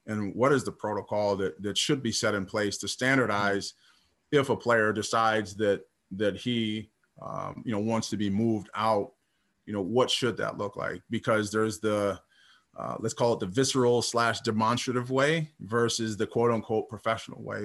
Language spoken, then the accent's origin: English; Minnesota, United States; playing in my hometown team with Minnesota Timberwolves